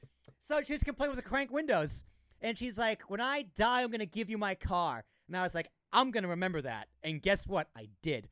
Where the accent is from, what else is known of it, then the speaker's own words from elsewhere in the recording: Massachusetts, United States; Massachusetts, where I was, where I'm from